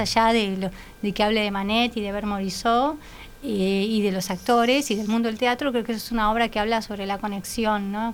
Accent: Argentina; moved away as an adult; now in Uruguay; nací en Uruguay, pero me crié en Argentina, después viví en otros lados y cuando llegué acá eh, hace 12 años

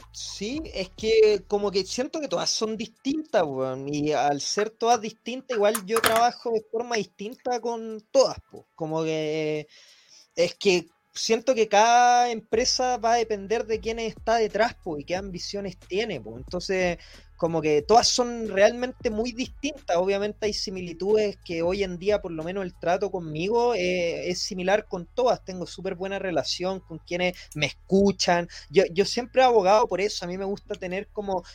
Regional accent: Chile; yo soy de Chile

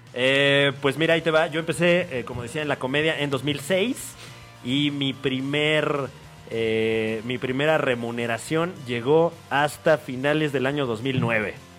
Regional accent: State of Mexico, Mexico; yo soy del Estado de México

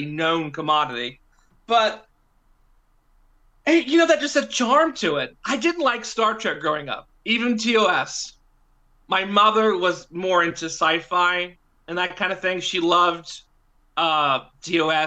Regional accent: New Hampshire, United States; I was born in New Hampshire

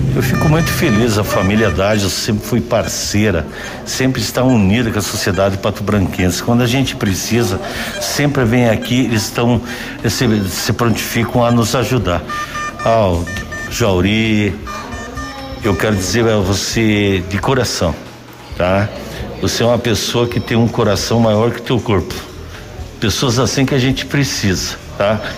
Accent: Pato Branco, Paraná, Brazil; somos natural de Pato Branco, nós amamos a nossa terra

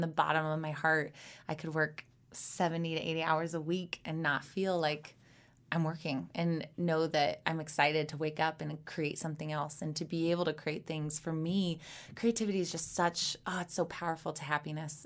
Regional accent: Missouri, United States; So I'm from Missouri. I was born and raised in a very small town

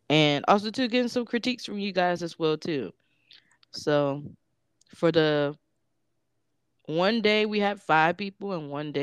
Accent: Florida, United States; moved away as an adult; also born or lived in DC area; I'm from Florida.

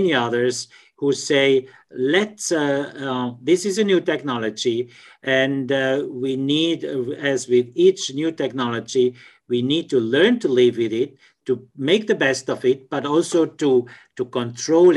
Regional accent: Switzerland; I'm from Switzerland

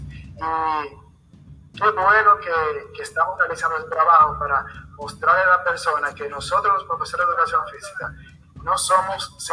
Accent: Salcedo, Hermanas Mirabal, Dominican Republic; yo soy de la provincia Hermanas Mirabal, específicamente del municipio de Salcedo.

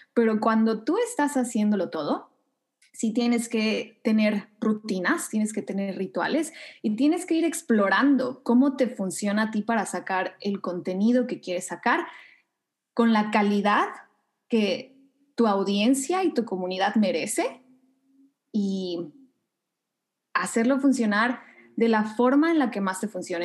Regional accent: Mexico City, Mexico; moved away as an adult; also born or lived in Thailand; now in Canada; Sí, soy mexicana, soy de la Ciudad de México, pero ya tiene casi cinco años que no vivo ahí

